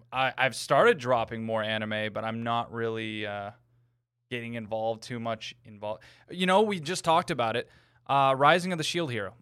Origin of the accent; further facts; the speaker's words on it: New England, United States; I'm from New England